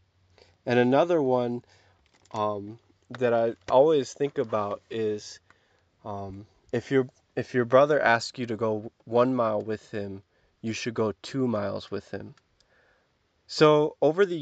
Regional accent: Kansas, United States; I'm from Kansas

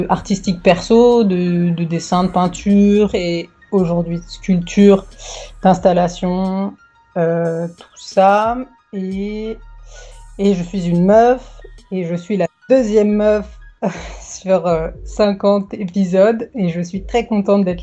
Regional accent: Paris, Île-de-France, France; born there; also born or lived in Marseille; J'ai 32 ans. je suis née à Paris, mais j'habitais à Marseille et Marseille c'est c'est ma deuxième ville

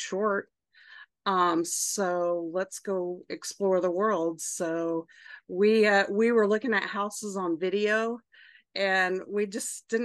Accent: Oklahoma, United States; moved away as an adult; now in Austin, United States; I am 48 and I grew up in Oklahoma.

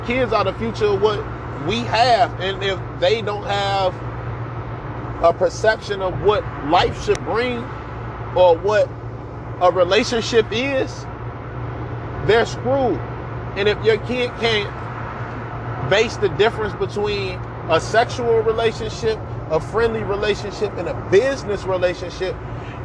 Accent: United States; us as Black people who ancestors came from the American soil

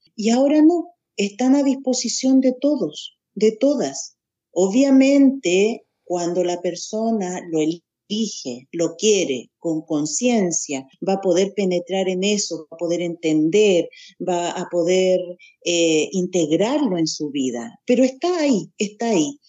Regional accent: Santiago, Santiago Metropolitan Region, Chile; Nací en Santiago de Chile

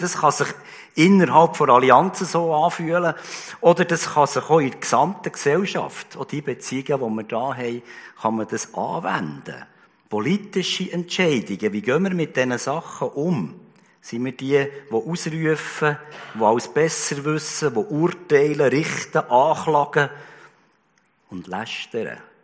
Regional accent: Switzerland; bei uns in der Schweiz

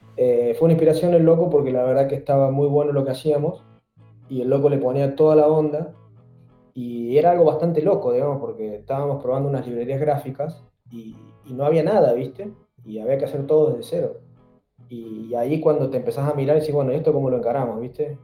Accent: San Luis, Argentina; moved away as an adult; also born or lived in Córdoba; now in Chile; yo soy de San Luis

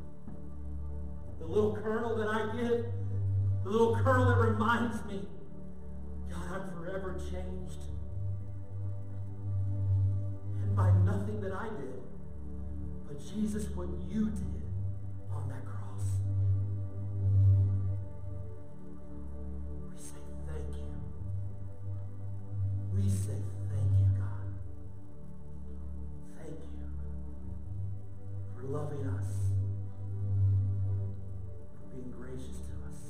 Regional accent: St. Louis, Missouri, United States; moved away; We're from St. Louis. So we don't have family here.

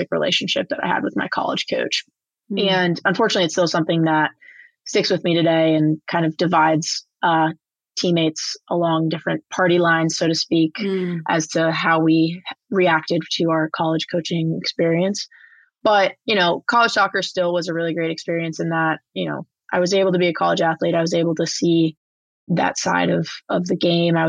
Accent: New Jersey, United States; I played super competitive club soccer growing up in New Jersey

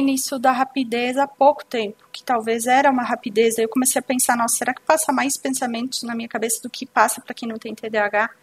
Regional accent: Bento Gonçalves, Rio Grande do Sul, Brazil; eu sou de Bento Gonçalves, Rio Grande do Sul

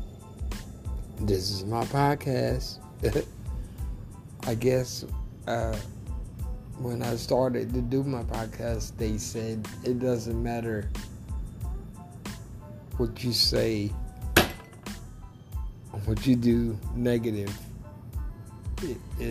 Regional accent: Tylertown, Mississippi, United States; also born or lived in New Orleans, Louisiana; now in Florida, United States; I grew up in Tylertown, Mississippi

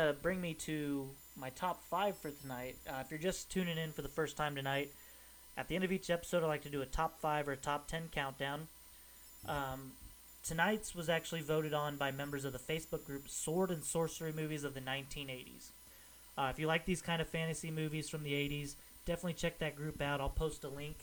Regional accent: Kansas City, United States; my hometown of Kansas City

